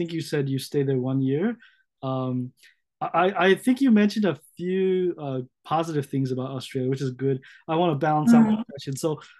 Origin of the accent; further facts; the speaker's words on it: Maryland, United States; moved away as an adult; also born or lived in Los Angeles, California; now in Japan; I grew up in Maryland, near